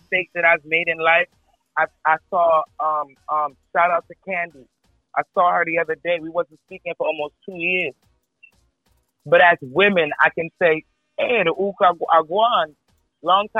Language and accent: English; New York City, New York, United States; moved away; also born or lived in New Jersey; I am from New York. Mm-hmm. I was born in Brooklyn, Sarrett City. I'm from Nostrand. I'm from Crown Heights